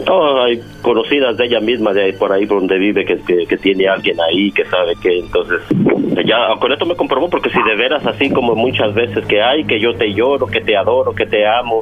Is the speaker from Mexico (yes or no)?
yes; Mexico; yo soy de México